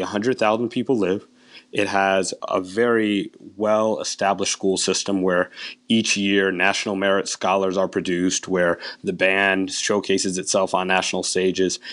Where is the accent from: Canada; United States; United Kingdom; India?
United States; Connecticut; growing up in Connecticut